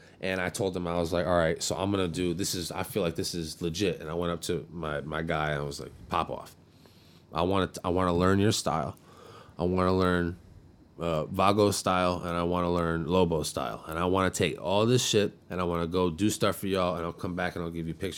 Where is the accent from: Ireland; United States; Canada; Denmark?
United States; Seal Beach, California; I grew up in Seal Beach